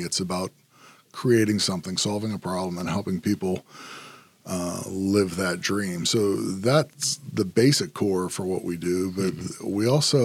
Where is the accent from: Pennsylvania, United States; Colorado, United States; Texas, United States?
Pennsylvania, United States; Altoona; I'm originally from Altoona, Pennsylvania. I'm actually sixth generation, all in Altoona.